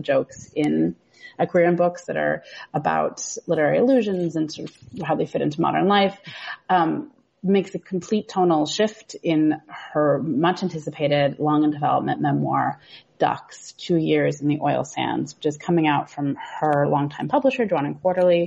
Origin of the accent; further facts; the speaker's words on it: Seattle, Washington, United States; I'm from Seattle